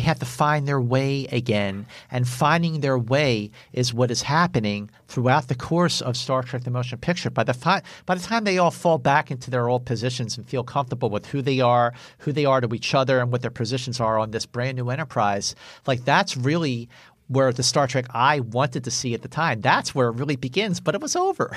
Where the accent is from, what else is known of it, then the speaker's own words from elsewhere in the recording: Philadelphia, Pennsylvania, United States; I live, I grew up in Northeast Philadelphia